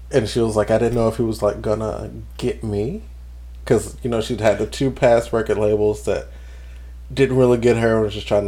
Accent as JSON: {"language": "English", "region": "New Jersey", "country": "United States", "said": "I'm, I'm, I'm a girl from Jersey. You gonna get me? I'm loud."}